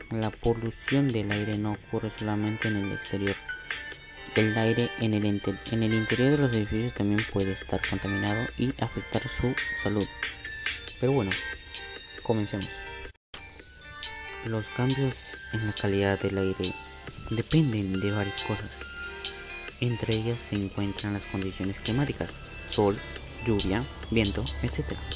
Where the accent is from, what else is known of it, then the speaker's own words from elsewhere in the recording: Villa El Salvador, Lima, Peru; Soy de Villa El Salvador de Lima, Perú y tengo 15